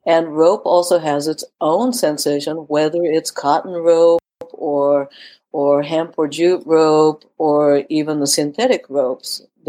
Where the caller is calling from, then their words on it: California, United States; You know, I am talking from California, so dopey ropey means something a little different over here.